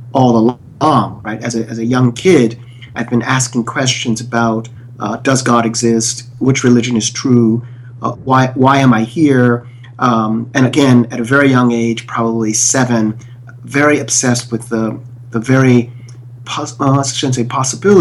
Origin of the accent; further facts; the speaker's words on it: Philadelphia, Pennsylvania, United States; I grew up primarily in North Philadelphia, which is a fairly impoverished area at the time and currently.